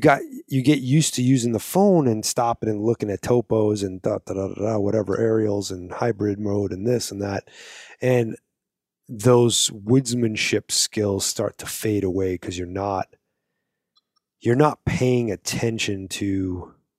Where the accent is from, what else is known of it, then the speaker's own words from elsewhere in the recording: East Coast, United States; I wasn't born in the Midwest, but I was born on the East Coast